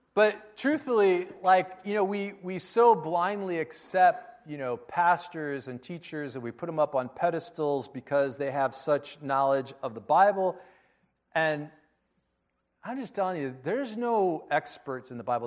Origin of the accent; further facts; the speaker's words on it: United States; I was born in America